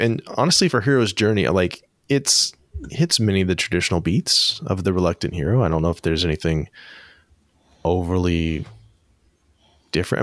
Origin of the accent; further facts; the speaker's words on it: Northern California, United States; I'm from Northern California